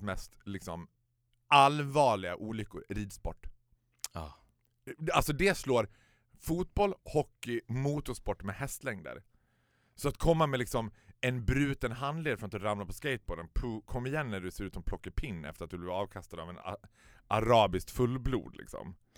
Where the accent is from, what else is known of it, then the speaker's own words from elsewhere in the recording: Sweden; Vi är svenskar